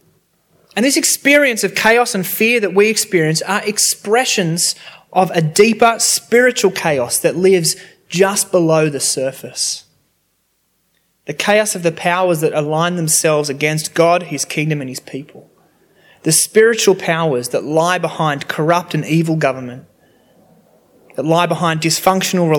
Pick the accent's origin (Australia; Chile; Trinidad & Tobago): Australia; Sydney, New South Wales; I grew up near Cronulla Beach, and in high school I was able to do surfing for sport